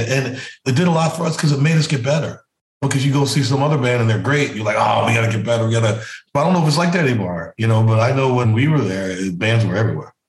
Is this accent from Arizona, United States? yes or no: no; South Carolina, United States; I'm from South Carolina